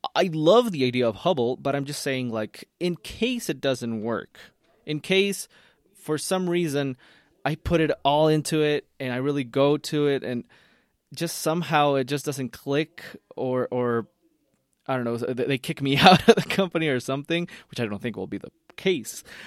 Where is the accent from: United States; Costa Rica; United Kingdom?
Costa Rica; I'm from Costa Rica